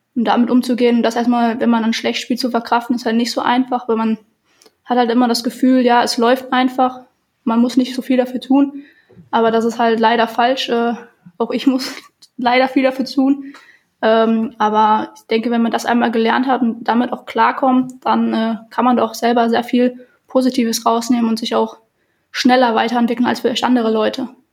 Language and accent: German; Germany; wir kommen aus Deutschland